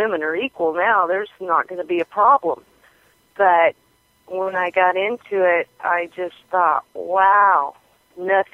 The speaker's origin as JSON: {"language": "English", "region": "Wyoming", "country": "United States", "tie": "born or raised there", "said": "I grew up in Wyoming. I was born in 1956, and I grew up in Wyoming on a farm."}